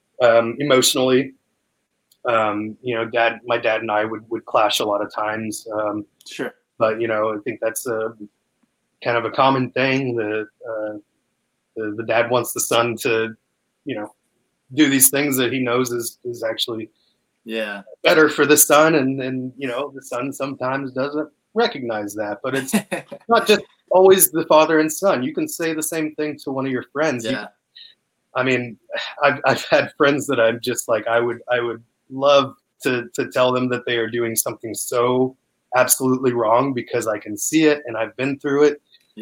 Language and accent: English; Canada; moved away; I mean, came like from Canada. I mean, why did I come from Canada?